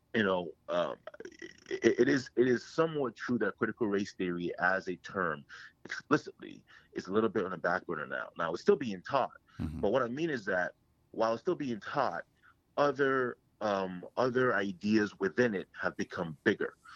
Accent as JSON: {"language": "English", "town": "Toronto", "region": "Ontario", "country": "Canada", "tie": "born or raised there", "also_born_or_lived": "Ghana", "moved": "as an adult", "lives_now": "Ohio, United States"}